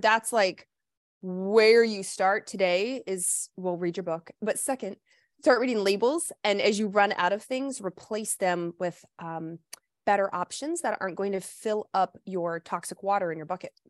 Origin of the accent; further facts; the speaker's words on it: the South, United States; moved away; also born or lived in Midwest; I grew up in the South